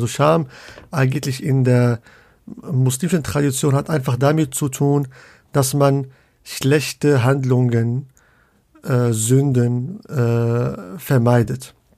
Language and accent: German; Casablanca, Casablanca-Settat, Morocco; also born or lived in Leipzig / Münster; now in Hamburg, Germany; ich komme ursprünglich aus Casablanca